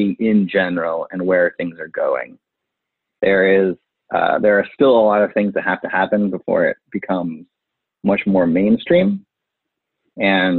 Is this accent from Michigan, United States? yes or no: no; Indiana, United States; moved away; I'm from Indiana. I go back every once in a while with my parents